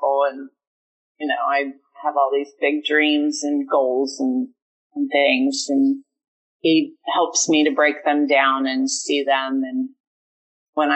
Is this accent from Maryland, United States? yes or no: yes; Eastern Shore of Maryland, United States; I grew up on the Eastern Shore of Maryland, and it's a small town